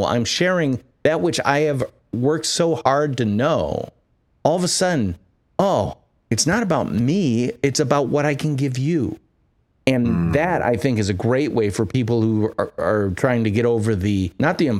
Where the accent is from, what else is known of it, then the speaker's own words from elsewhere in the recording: Midwest, United States; I'm from the Midwest, where people are very feet on the ground